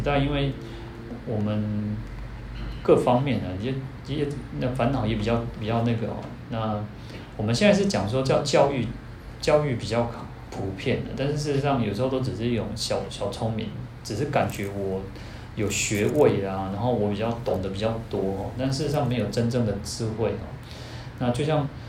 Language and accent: Chinese; Taiwan; 我们台湾人